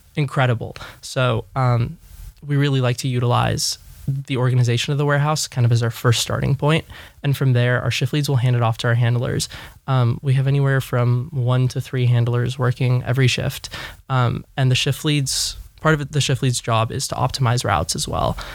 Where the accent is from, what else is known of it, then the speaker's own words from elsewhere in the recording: Los Angeles, California, United States; born and raised in Los Angeles